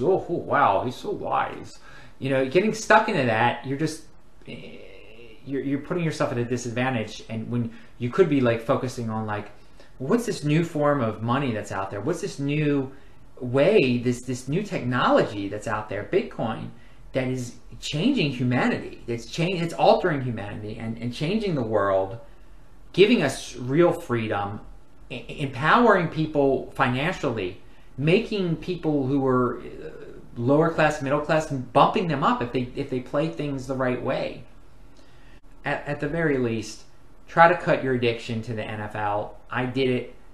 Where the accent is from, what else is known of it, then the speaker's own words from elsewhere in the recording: Baltimore, Maryland, United States; I'm from Baltimore, Maryland